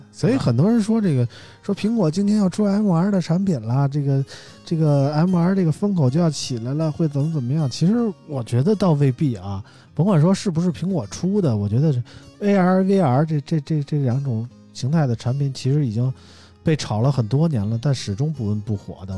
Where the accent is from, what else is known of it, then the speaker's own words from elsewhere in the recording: China; 我们身为中国人还挺骄傲的啊！